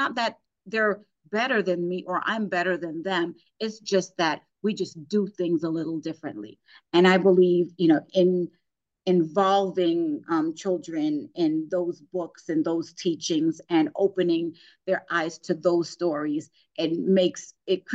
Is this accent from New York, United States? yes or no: yes; New York City, New York, United States; moved away as an adult; also born or lived in Virginia; now in Northern Virginia, United States; I grew up in Brooklyn, New York, and my kids are here growing up in Northern Virginia